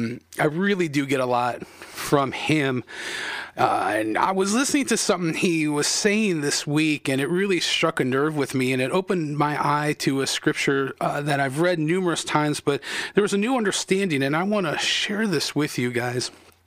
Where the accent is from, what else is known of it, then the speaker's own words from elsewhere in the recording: United States; as an American in the country that you were born and raised.